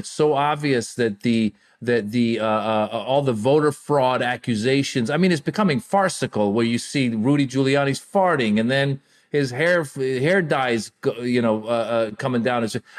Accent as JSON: {"language": "English", "country": "United States", "tie": "born or raised there", "also_born_or_lived": "Iran", "said": "I come from an immigrant background. I was born in Iran, grew up in America."}